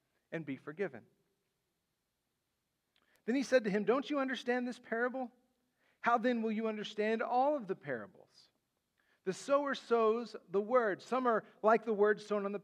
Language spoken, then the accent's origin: English; West Texas, United States; moved away; where I grew up in West Texas